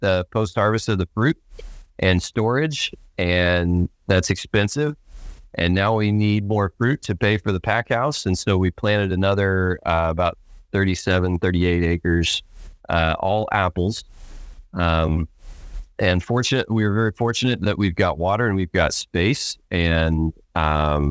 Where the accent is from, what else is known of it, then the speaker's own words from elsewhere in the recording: Stockton, Missouri, United States; Stockton, Missouri, which is what I call my hometown. We moved a couple times, but I spent most of my youth in Stockton, Missouri